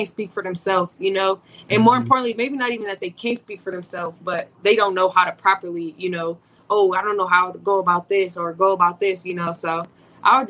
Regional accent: Indiana, United States; moved away as an adult; now in Arizona, United States; I'm from Indiana. There's no ocean

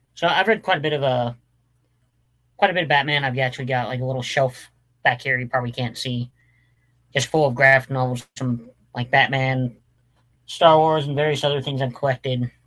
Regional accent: Nevada, United States; also born or lived in Winnemucca, Nevada; I'm from Nevada

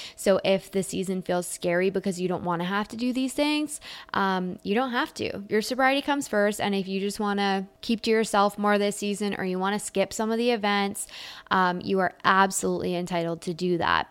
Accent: Canada; I'm Canadian

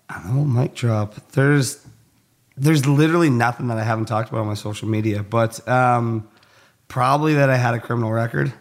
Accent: Cold Lake, Alberta, Canada; I grew up in a really small town in, like, northern central Alber-, or northern Alberta, central Canada. Um, it's called Cold Lake.

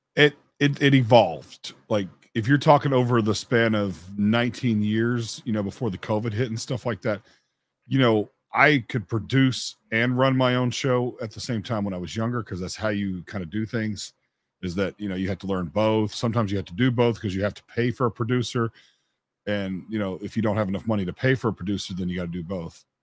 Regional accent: Memphis, Tennessee, United States; I'm from Memphis, Tennessee

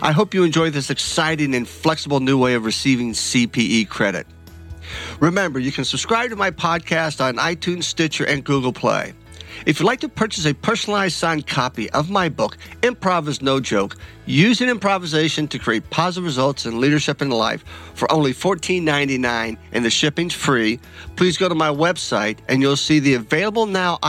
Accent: Kentucky, United States; I'm born and raised in Kentucky, and I'm a Kentucky bourbon snob

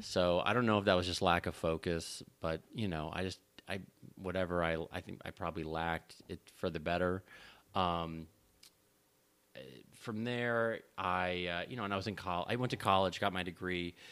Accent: Los Angeles, California, United States; I'm born and raised in Los Angeles

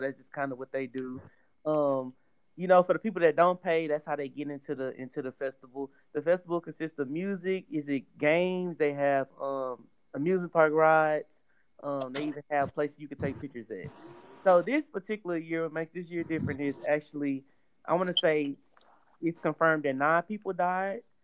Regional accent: Houston, Texas, United States; since we are all Houston natives

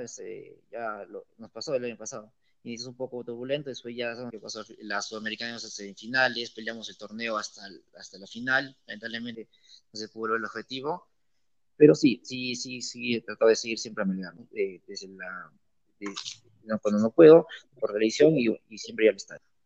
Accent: Arequipa, Peru; Como buen arequipeño.

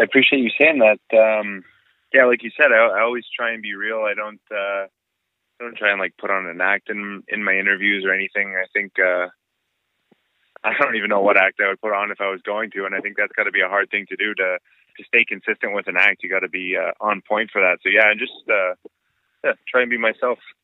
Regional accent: Ontario, Canada; born or raised there

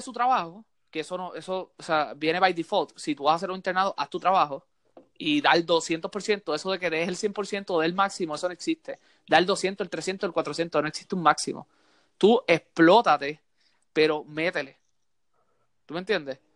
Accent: Puerto Rico; also born or lived in Santurce, San Juan (birthplace) / Mayagüez (family); yo me crié en Puerto Rico

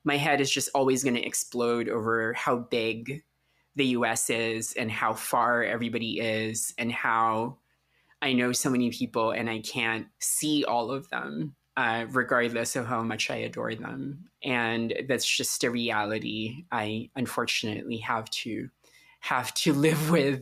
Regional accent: Philippines; moved away; I grew up in the Philippines during the Marcos dictatorship

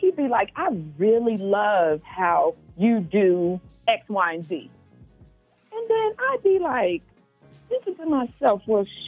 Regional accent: Memphis, Tennessee, United States; I'm from Memphis

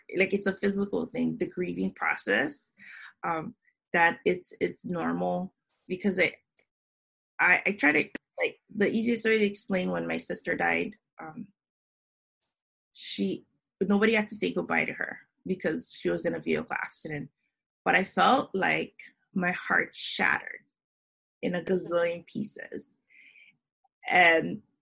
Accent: Hawaii, United States; moved away; also born or lived in Japan; I'm from Hawaii, but I moved here back in 2009.

